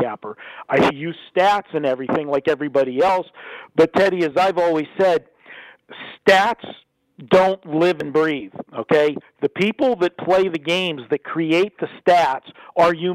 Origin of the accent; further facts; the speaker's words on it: Pittsburgh, Pennsylvania, United States; moved away as an adult; now in Las Vegas, United States; being from Western Pennsylvania, Pittsburgh